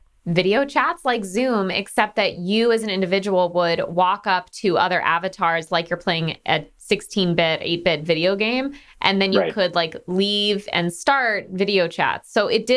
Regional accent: Connecticut, United States; growing up in Connecticut

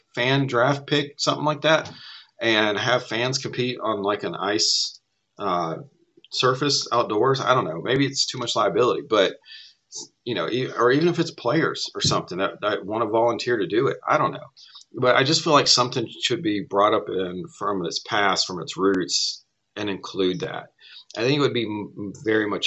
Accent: Tennessee, United States; growing up in Tennessee

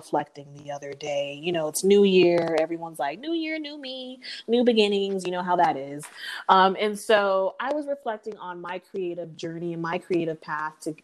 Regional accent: San Antonio, Texas, United States; I'm from San Antonio, Texas

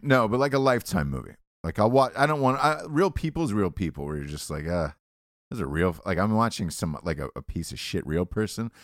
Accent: Atlanta, Georgia, United States; I'm from Atlanta.

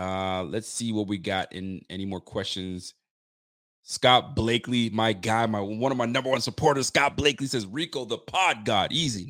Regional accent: Nova Scotia, Canada; I sure am in Canada. I am a Canadian, my G. I live in Nova Scotia. I'm out here in Scotialand.

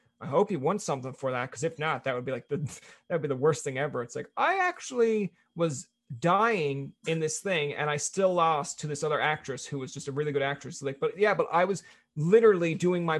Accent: Newfoundland and Labrador, Canada; I'm a Newfoundlander

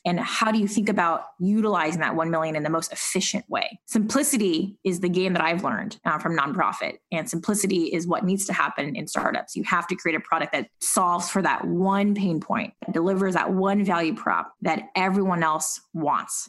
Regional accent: Silicon Valley, California, United States; moved away as an adult; now in New York, United States; having grown up in Silicon Valley

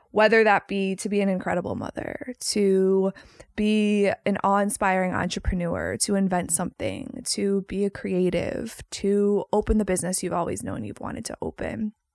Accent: Chicago, Illinois, United States; moved away as an adult; also born or lived in Los Angeles, California; I am born and raised in Chicago, Illinois.

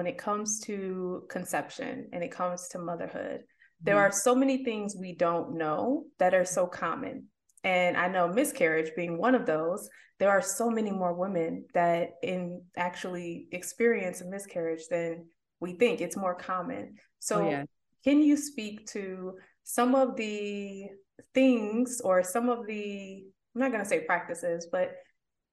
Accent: Southfield, Michigan, United States; I'm from Southfield

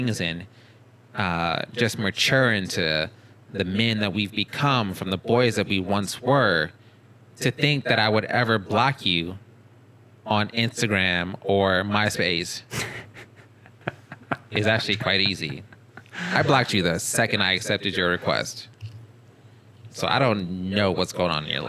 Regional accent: United States; I'm American

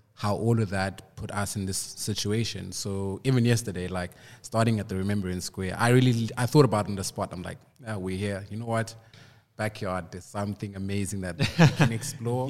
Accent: Cape Town, Western Cape, South Africa; also born or lived in Port Elizabeth; I was actually born in PE, but I grew up in Cape Town.

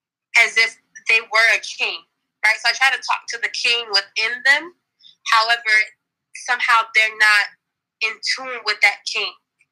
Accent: Miami, Florida, United States; First of all, I'm actually from Miami, Florida.

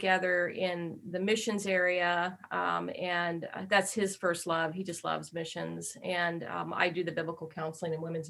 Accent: Albuquerque, New Mexico, United States; moved away as an adult; now in Burbank, United States; even though I've lived out in California for the last, say, 36 years, I'm actually originally from New Mexico. I was born and reared in Albuquerque, and moved out here in my young 20s, where I got married.

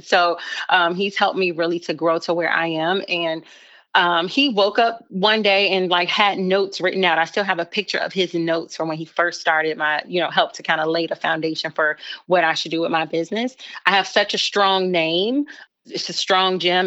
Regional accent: Chicago, Illinois, United States; moved away as an adult; now in Charlotte, United States; I'm originally from Chicago

